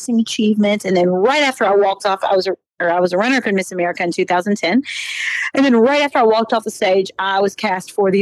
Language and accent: English; Kentucky, United States; moved away as an adult; now in Nashville, United States; I'm from Kentucky. I grew up on this farm with 23 first cousins